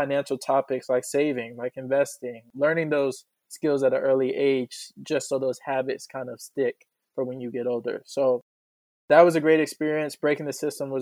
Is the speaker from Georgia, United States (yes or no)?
yes; Atlanta, Georgia, United States; growing up in Atlanta